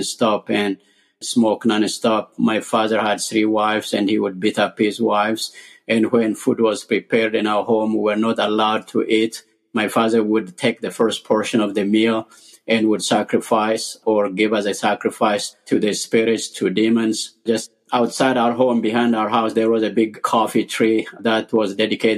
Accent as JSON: {"language": "English", "country": "Ethiopia", "tie": "born or raised there", "said": "I was born and raised in Ethiopia."}